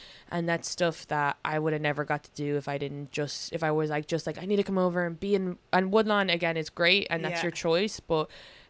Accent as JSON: {"language": "English", "country": "Ireland", "lives_now": "New York City, United States", "said": "you also don't want to be just defined by being Irish."}